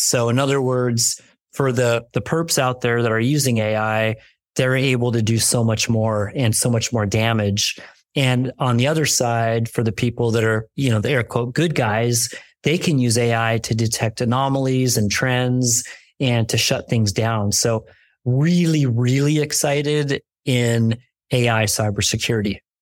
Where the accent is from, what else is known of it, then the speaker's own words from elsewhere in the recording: New York, United States; now in California, United States; I'm a kid from New York. I came out to California